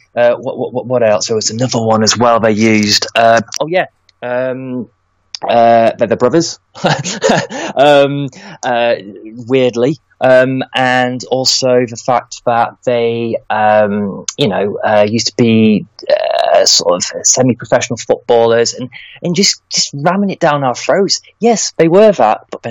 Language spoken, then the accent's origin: English; Lincoln, East Midlands, United Kingdom; I'm from Lincoln.